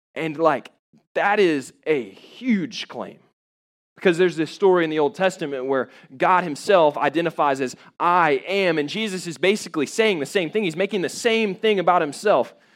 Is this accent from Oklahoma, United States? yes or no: no; Jacksonville, Florida, United States; I grew up in Jacksonville, Florida